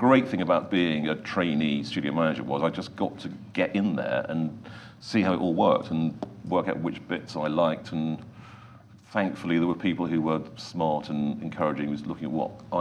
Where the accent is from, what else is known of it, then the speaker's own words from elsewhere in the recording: Birmingham, West Midlands, United Kingdom; I grew up in Birmingham